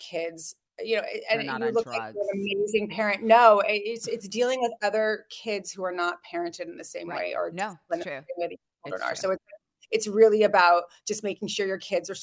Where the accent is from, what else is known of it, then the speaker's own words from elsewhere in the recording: Montecito, California, United States; I grew up in Montecito. Oh, I grew up in Santa Barbara, California.